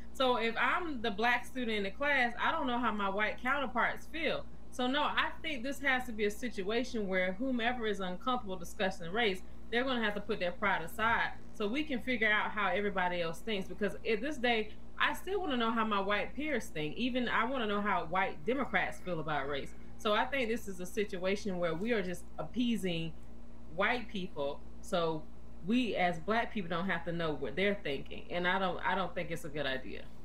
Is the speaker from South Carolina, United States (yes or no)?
yes; South Carolina, United States; as a child from the South, growing up in South Carolina